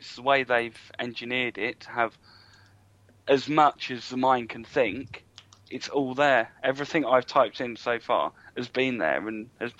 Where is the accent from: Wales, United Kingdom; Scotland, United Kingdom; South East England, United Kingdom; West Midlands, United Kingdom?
South East England, United Kingdom; Surrey; now in near Manchester, United Kingdom; I come from Surrey.